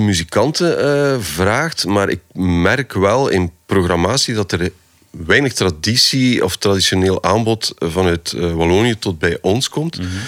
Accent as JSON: {"language": "Dutch", "town": "Poperinge", "region": "Flanders", "country": "Belgium", "said": "Ik ben van de Westhoek."}